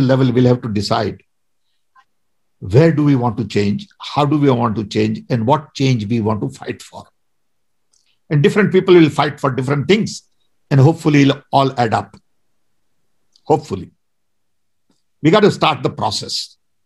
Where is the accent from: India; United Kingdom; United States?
India; I'm Indian, and I think like Indian